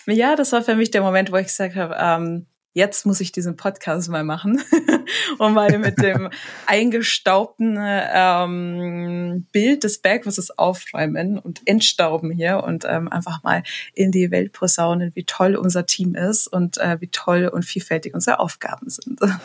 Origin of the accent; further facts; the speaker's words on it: Munich, Bavaria, Germany; also born or lived in Lake Starnberg; geboren am Stamberger See. Ja. Und ähm, echte, waschechte Münchnerin